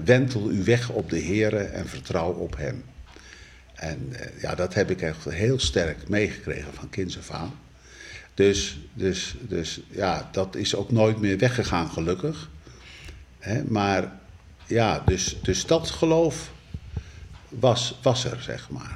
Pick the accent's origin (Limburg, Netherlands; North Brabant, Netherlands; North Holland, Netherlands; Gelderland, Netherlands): North Brabant, Netherlands; moved away as an adult; also born or lived in Rotterdam-IJsselmonde / Gouda / Betuwe / Zierikzee; now in Rotterdam, Netherlands; Geboren in Brabant, getrouwd met een Brabantse